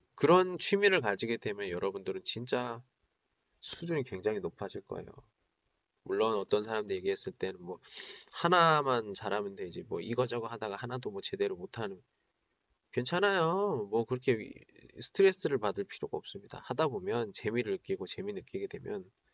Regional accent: South Korea; moved away as an adult; now in China; 저는 한국 사람이고

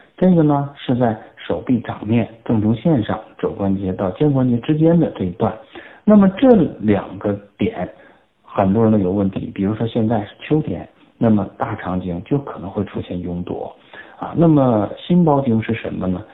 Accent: China; 我们中国人

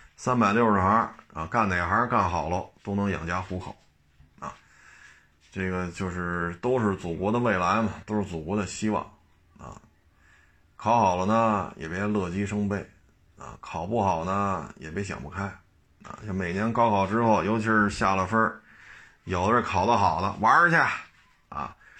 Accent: China; 作为中国人来讲

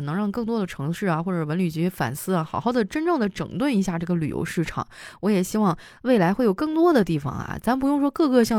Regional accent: Northeast China, China; 我真的聊到这个，我心情也很复杂啊，因为我是东北人嘛，就很多人对于东北的一些印象

